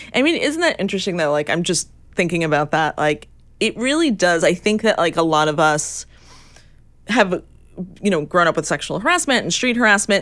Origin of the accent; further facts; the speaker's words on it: New York, United States; my experience growing up in New York and taking the subway